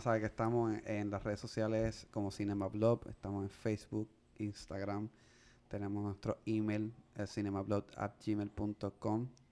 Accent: Puerto Rico; yo soy de aquí de Puerto Rico

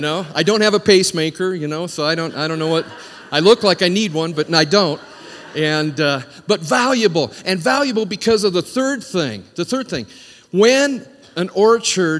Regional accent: Washington, United States; I grew up in Washington State around a lot of orchards

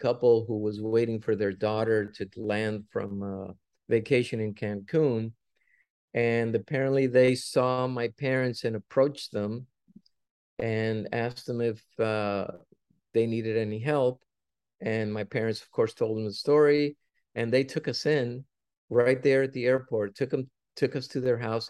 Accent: Cuba; now in United States; when we came from Cuba, we were forced to go to Mexico first. And of course, when we left Cuba, we had nothing, because Castro took everything from us.

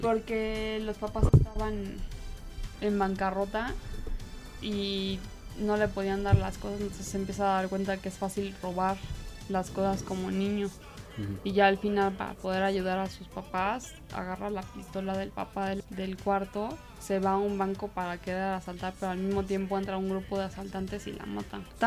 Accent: Mexico; para nosotros como mexicanos

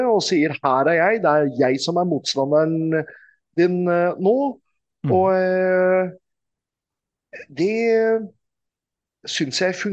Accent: Norway; Men eh, det er ingen av wrestlerne ko som koster mer å få bort dit enn eh, meg. Mm. Fordi jeg kommer hele veien fra Norge.

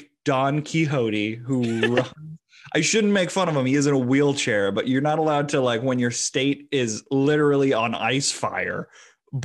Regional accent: New England, United States; I'm from New England. I'm kind of used to copious amounts of snow.

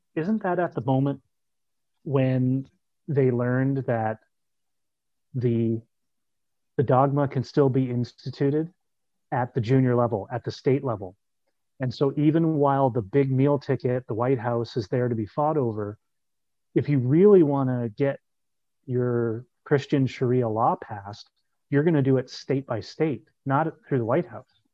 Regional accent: Canada; as a Canadian

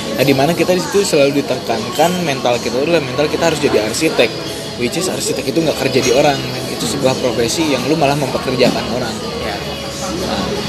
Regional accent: West Java, Indonesia; moved away as an adult; also born or lived in Bandung; now in Jakarta, Indonesia; saya orang Sunda

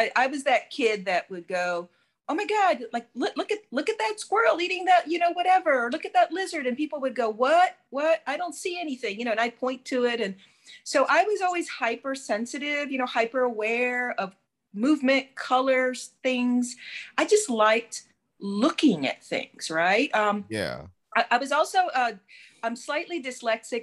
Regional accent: Houston, Texas, United States; also born or lived in Cuba; now in Florida, United States; I grew up in Houston

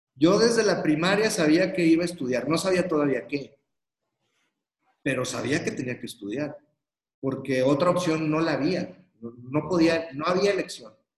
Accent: Torreón, Coahuila, Mexico; yo soy de Torreón, Coahuila, Aquí hay una colonia que se llama San Joaquín.

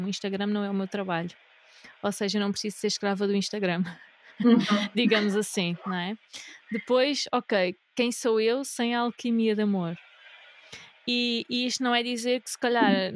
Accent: Algarve, Portugal; also born or lived in North of Portugal; now in Northern Portugal, Portugal; Eu sou do Algarve a viver no Norte

